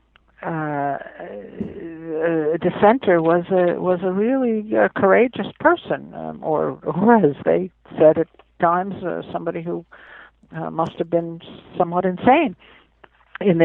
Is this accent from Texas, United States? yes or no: no; Englewood, New Jersey, United States; I was born not too far from Manhattan in Englewood, New Jersey